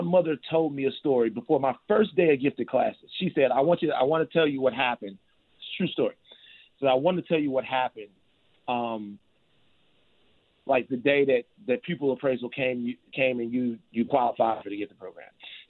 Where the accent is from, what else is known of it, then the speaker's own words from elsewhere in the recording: Baton Rouge, Louisiana, United States; Baton Rouge, Louisiana.